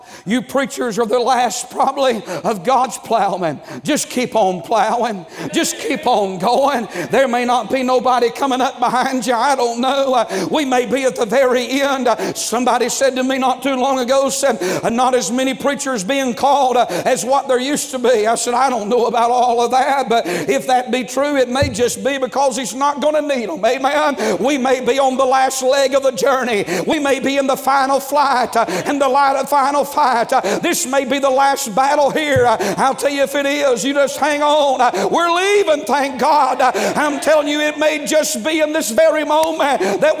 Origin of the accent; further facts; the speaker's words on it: North Georgia, United States; I'm from North Georgia